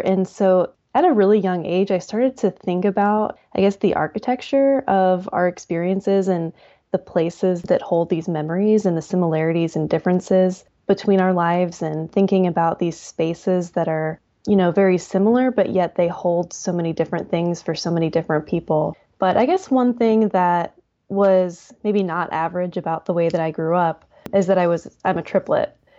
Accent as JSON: {"language": "English", "town": "Hartville", "region": "Ohio", "country": "United States", "tie": "born or raised there", "said": "I grew up in Northeast Ohio, a little town called Hartville"}